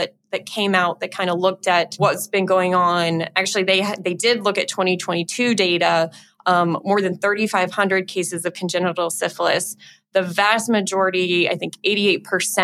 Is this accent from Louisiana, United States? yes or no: yes; Louisiana, United States; I'm from Louisiana.